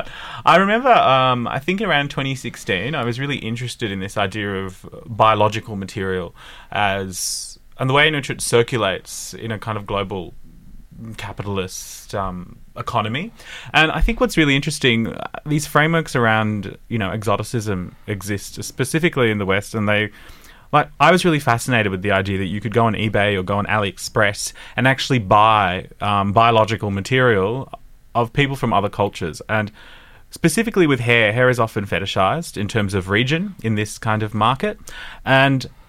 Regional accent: Sydney, New South Wales, Australia; I grew up in Western Sydney

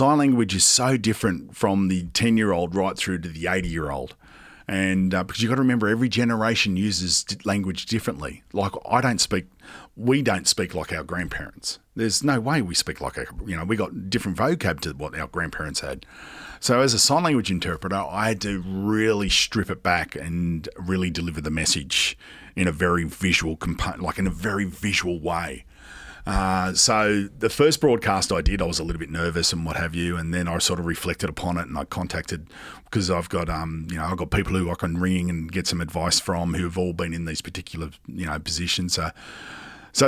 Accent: Sydney, New South Wales, Australia; also born or lived in England; how I grew up in Western Sydney

